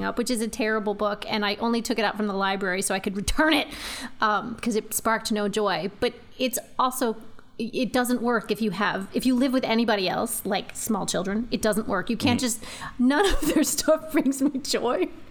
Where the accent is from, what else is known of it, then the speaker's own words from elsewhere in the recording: United States; I'm an American.